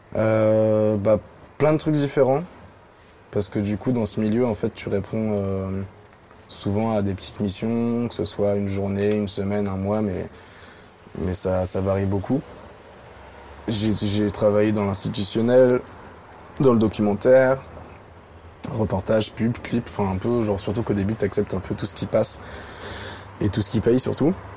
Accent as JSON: {"language": "French", "town": "Paris", "region": "Île-de-France", "country": "France", "tie": "born or raised there", "said": "j'ai grandi à Paris. Je suis né en 1994."}